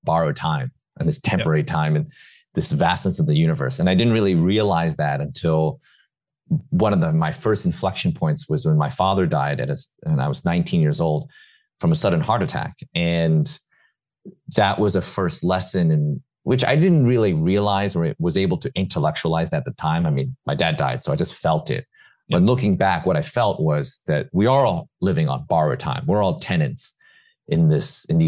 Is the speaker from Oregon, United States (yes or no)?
no; New York City, New York, United States; I hadn't even left New York City ever. I was born and raised in New York